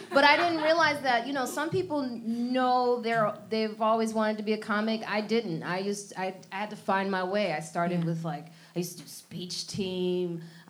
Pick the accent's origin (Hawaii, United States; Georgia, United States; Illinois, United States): Illinois, United States; Chicago; also born or lived in Syracuse / Harlem, New York City; now in New York City, United States; growing up in Chicago in a very white neighborhood